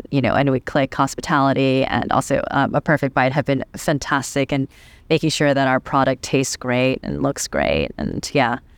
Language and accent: English; United States; I'm American through and through.